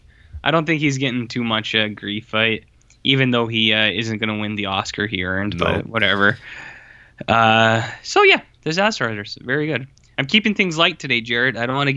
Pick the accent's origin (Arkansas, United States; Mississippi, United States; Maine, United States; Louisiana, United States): Louisiana, United States; born there; Yeah, Nolans from the Bayou. I was born in the Bayou.